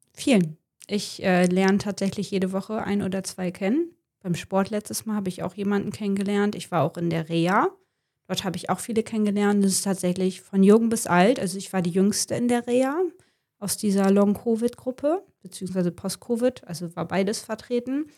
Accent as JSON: {"language": "German", "town": "Wilhelmshaven", "region": "Lower Saxony", "country": "Germany", "tie": "born or raised there", "lives_now": "Jever, Germany", "said": "ich komme gebürtig aus Wilhelmshaven und lebe mit meinem Verlobten in Jever"}